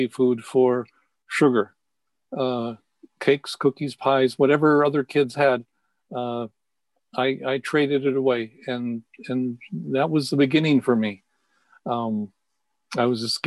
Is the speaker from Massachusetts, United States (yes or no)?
no; San Francisco, California, United States; I was raised in San Francisco.